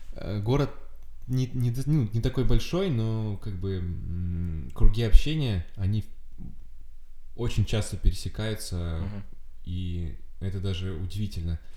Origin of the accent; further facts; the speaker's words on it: Kamchatka Krai, Russia; now in Saint Petersburg, Russia; Я с Камчатки